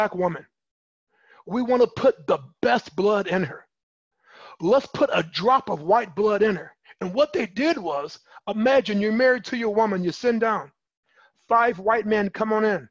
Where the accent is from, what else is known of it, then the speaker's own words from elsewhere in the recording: Michigan City, Indiana, United States; I was born and raised in Michigan City in Indiana